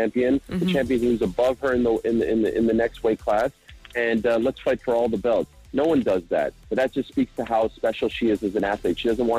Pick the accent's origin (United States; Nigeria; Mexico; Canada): United States; I come from America